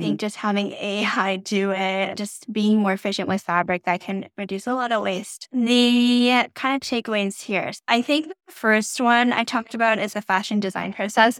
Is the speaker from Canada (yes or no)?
yes; Canada; I'm not American, I'm Canadian